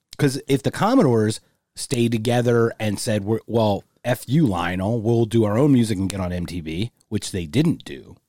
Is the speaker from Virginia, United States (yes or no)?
no; Philadelphia, Pennsylvania, United States; I'm from Philly